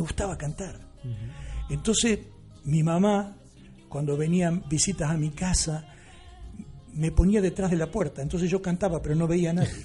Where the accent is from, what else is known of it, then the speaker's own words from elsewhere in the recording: La Pampa, Argentina; moved away as an adult; also born or lived in New York, United States / Miami, United States; now in Costa del Sol, Spain; yo nací en La Pampa